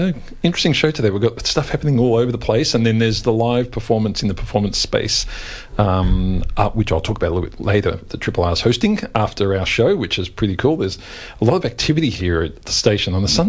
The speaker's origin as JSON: {"language": "English", "country": "Australia", "said": "I thought that was just us Australians who'd never seen a rocket launch"}